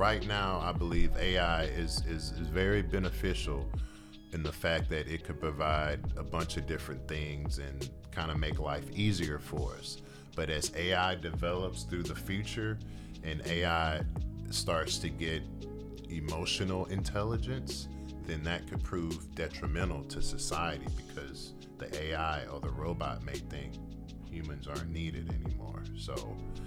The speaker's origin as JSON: {"language": "English", "town": "Houston", "region": "Texas", "country": "United States", "tie": "born or raised there", "said": "I grew up around Houston"}